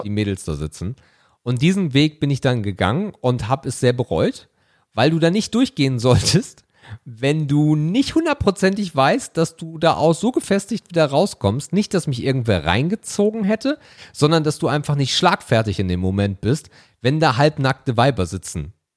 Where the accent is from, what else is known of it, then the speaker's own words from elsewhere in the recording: Hamburg, Germany; Ich komme ja nun mal gebürtig aus der Ecke